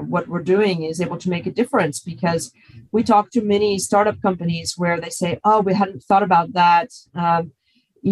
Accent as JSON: {"language": "English", "country": "United States", "moved": "as an adult", "lives_now": "Europe", "said": "being an American"}